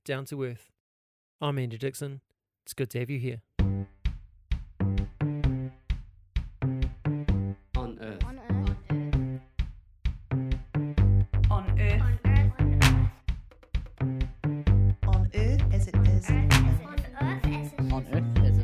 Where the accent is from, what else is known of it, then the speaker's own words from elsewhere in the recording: Hastings, Hawke's Bay, New Zealand; also born or lived in Auckland; now in Christchurch, New Zealand; I'm originally from Hastings in the Hawke's Bay